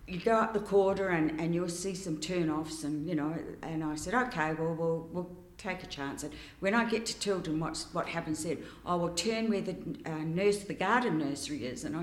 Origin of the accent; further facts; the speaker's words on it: New Zealand; moved away as an adult; also born or lived in Canada; now in Trentham, Australia; I was from New Zealand